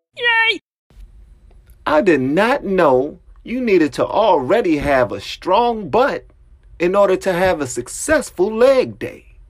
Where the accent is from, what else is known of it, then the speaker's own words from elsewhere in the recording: Washington, District of Columbia, United States; moved away as an adult; now in Prince George's County, United States; I'm from Southeast DC